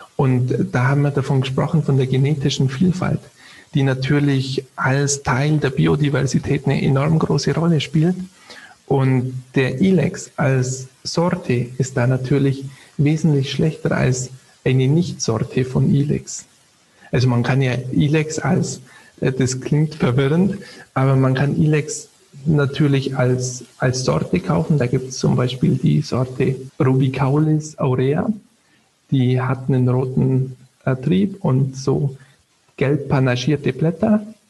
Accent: Southern Germany, Germany; ich komme natürlich ziemlich aus dem Süden

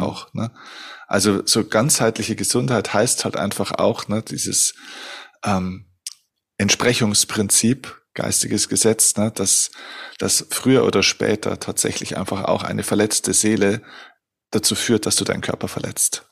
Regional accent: Germany; bei uns in Deutschland

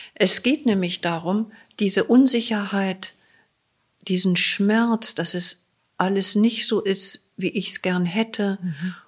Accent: Germany; wir als Deutsche

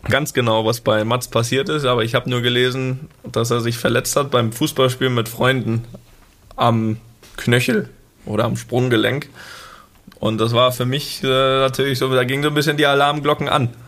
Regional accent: Rostock, Mecklenburg-Vorpommern, Germany; Da, wo wir ja als, ja, als Jugendliche in Rostock immer trainiert haben, täglich.

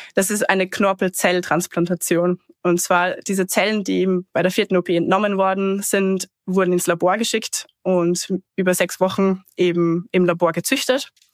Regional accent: Austria; ich komme eben ursprünglich aus dem Salzkammergut in Österreich

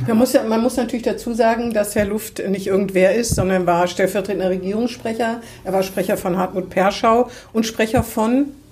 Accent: Hannover, Lower Saxony, Germany; Ich bin auch in Hannover geboren.

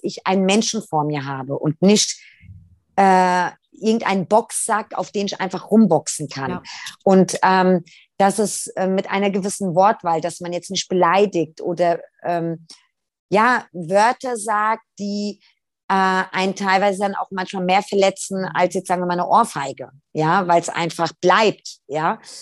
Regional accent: Italy; wir sind Italiener

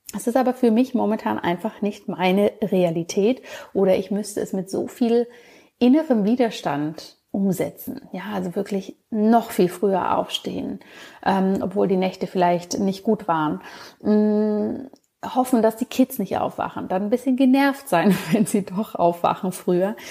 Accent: Bavaria, Germany; wie man das in Bayern so schön sagen würde, wo ich aufgewachsen bin

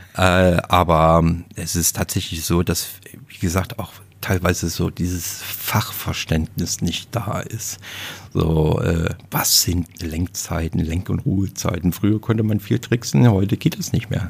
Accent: Leipzig, Saxony, Germany; accent: Saxon; moved away; ich bin Sachse. Ich komme aus dem Osten und bin da auch geboren

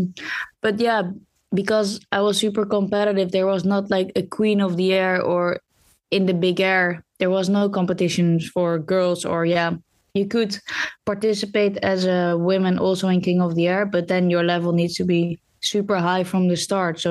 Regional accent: Netherlands; I'm from Holland, the Netherlands

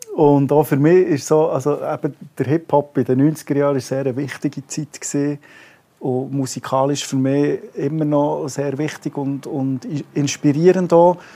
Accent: Bern, Switzerland; als Berner

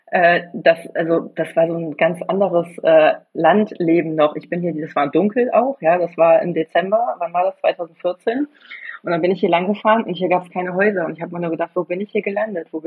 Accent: Germany; ich komme ja aus der Nähe von Bremen und ähm, ja, Bremer Speckgürtel quasi. Und für mich war das schon Dorf, obwohl wir oder unser Dorf 15.000 Einwohner hatte.

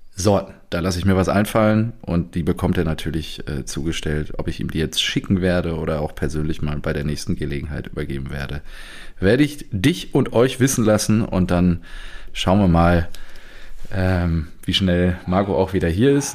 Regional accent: Selm, North Rhine-Westphalia, Germany; da wo ich quasi herkomme

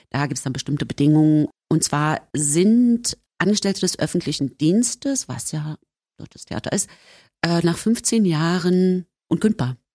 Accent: East Germany, Germany; Ich sagte, na so und so, wir kommen aus dem Osten.

